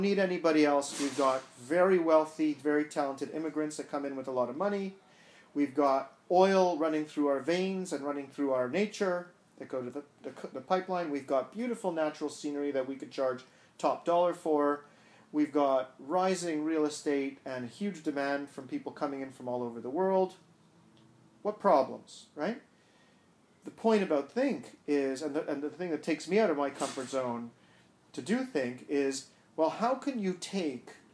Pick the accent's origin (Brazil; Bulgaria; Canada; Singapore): Canada; Montreal, Quebec; moved away as an adult; now in Vancouver, Canada; I grew up in Montreal.